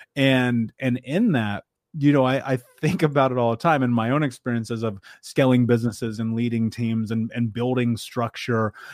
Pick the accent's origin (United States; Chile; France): United States; Midwest; I grew up in the Midwest